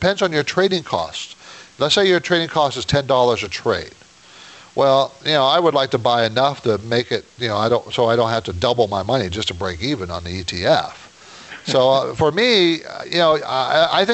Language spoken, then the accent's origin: English; San Diego, California, United States; I grew up in San Diego